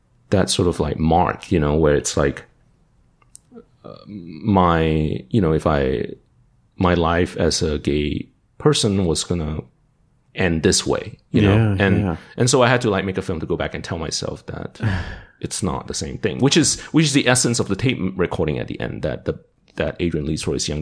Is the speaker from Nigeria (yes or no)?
no; Malaysia; also born or lived in Dallas, Texas; now in Austin, United States; I was born and raised in Malaysia